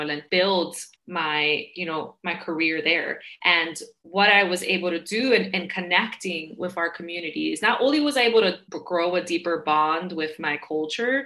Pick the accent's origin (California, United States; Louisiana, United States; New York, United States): New York, United States; New York City; I grew up in Queens, New York